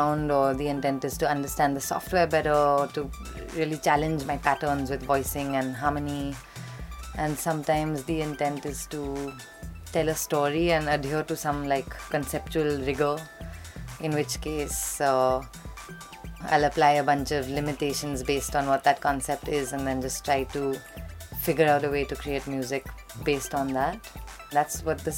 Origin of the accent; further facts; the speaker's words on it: India; very often I'm the female artist, very often I'm the Indian artist, very often it'll be the live act amongst the DJs.